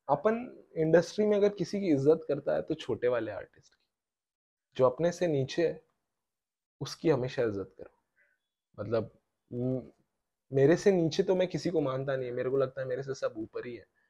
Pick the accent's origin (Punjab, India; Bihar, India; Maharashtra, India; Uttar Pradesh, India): Maharashtra, India; Pune; पुणे का है मैं